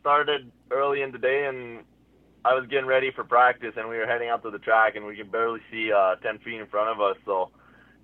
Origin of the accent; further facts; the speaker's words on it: Hearst, Ontario, Canada; moved away as an adult; now in Huntsville, Canada; I'm from Hearst, Ontario, so northern Ontario.